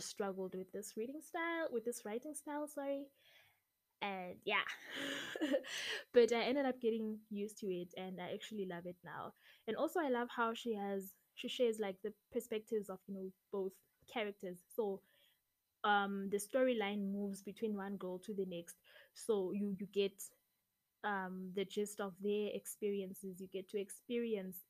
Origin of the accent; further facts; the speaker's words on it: South Africa; I'm from South Africa